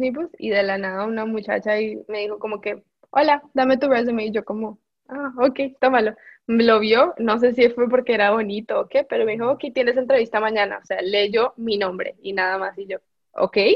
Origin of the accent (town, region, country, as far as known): Colombia; moved away